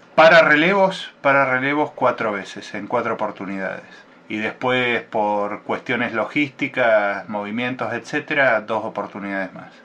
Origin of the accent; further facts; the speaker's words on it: Buenos Aires, Argentina; yo soy nacido en la ciudad de Buenos Aires